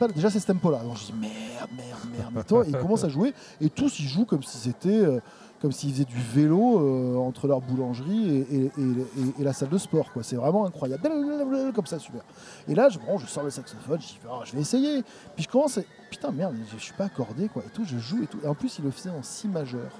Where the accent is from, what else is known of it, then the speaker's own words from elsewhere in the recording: France; je suis français